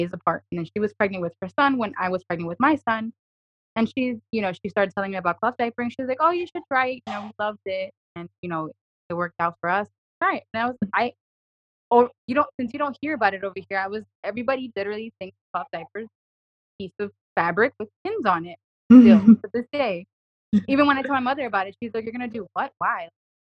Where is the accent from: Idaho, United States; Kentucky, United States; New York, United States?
New York, United States; New York City; I'm from New York City